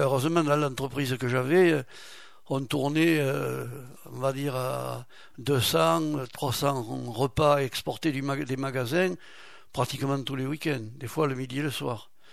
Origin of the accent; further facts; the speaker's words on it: Samazan, Nouvelle-Aquitaine, France; also born or lived in Marmande / Lagupie; Je suis originaire, oui, je suis né à Samazan j'ai vécu à Montbouillan et je me suis marié à la Gupille.